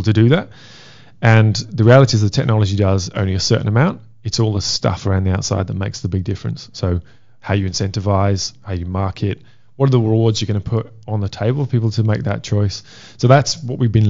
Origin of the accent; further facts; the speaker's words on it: Wales, United Kingdom; I'm Welsh.